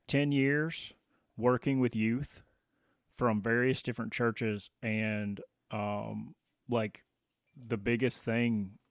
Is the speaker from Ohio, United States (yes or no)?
no; Tennessee, United States; moved away; so that's kind of me with Tennessee and moving back.